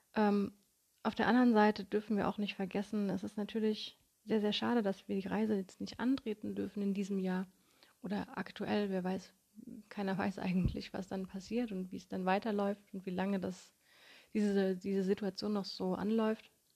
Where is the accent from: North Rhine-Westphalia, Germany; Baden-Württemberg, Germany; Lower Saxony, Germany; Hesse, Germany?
Baden-Württemberg, Germany; Konstanz; in meiner Heimatstadt Konstanz